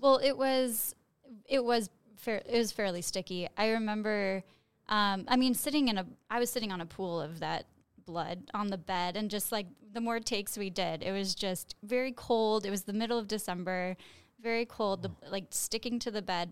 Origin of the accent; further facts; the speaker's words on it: Chicago, Illinois, United States; I am from Chicago